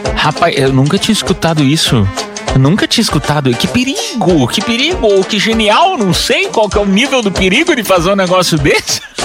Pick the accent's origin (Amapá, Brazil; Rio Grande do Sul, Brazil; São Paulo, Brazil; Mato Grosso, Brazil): São Paulo, Brazil; Piedade; eu morava em Piedade, né? Interior de São Paulo